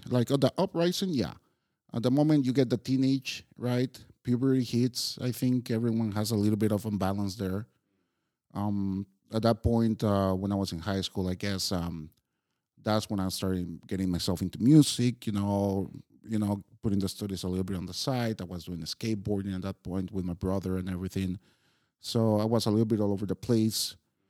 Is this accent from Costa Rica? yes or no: yes; Costa Rica; now in Prague, Czechia; every time I tell people I come from Costa Rica, the same question pops.